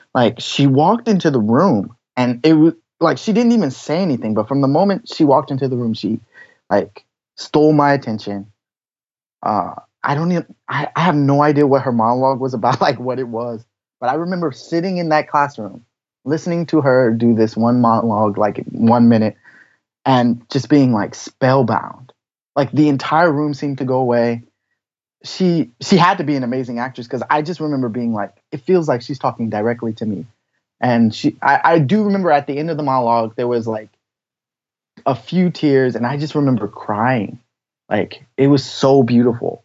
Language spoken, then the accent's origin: English; Washington, District of Columbia, United States; moved away as an adult; now in Tokyo, Japan; I grew up in Washington, D.C.